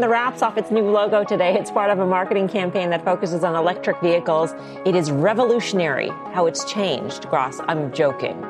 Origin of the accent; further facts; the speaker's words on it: India; moved away; When I grew up in India